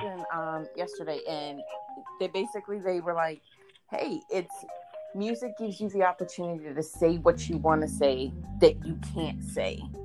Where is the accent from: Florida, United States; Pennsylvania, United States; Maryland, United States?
Maryland, United States; I'm from Maryland.